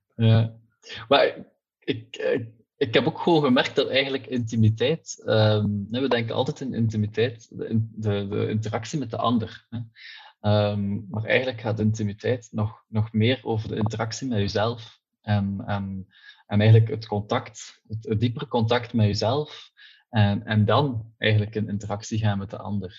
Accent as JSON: {"language": "Dutch", "town": "Ghent", "region": "Flanders", "country": "Belgium", "said": "Ik ben afkomstig uit het Gentse."}